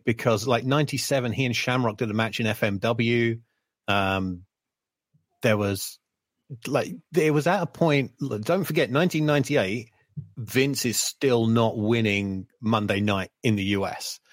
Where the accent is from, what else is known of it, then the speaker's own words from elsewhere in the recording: United Kingdom; growing up on British wrestling as I did